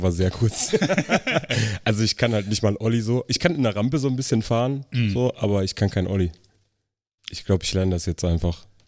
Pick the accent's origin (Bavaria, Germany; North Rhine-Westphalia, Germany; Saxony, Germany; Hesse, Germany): Saxony, Germany; Riesa; moved away as an adult; also born or lived in Elsterwerda, Brandenburg; Also ich bin im Osten geboren, in äh, Elsterwerda, das ist Brandenburg, bin in Riesa aufgewachsen, das ist Sachsen, also nur ein paar Kilometer weit weg. Und bin 2006 hier rübergezogen